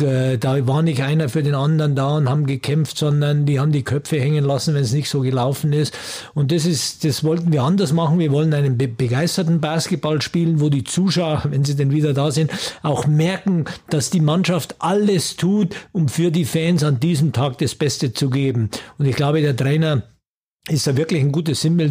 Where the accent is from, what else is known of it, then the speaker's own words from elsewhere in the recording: Germany; wir kommen ja aus Deutschland